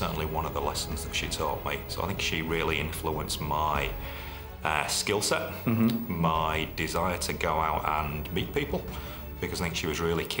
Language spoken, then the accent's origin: English; Yorkshire and the Humber, United Kingdom; accent: Yorkshire; moved away as an adult; also born or lived in Leeds; now in Queensland, Australia; I guess you'll gather from my accent I'm from Yorkshire